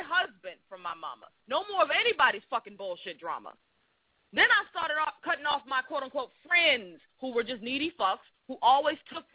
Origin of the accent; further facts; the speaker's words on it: Boston, Massachusetts, United States; I was from Boston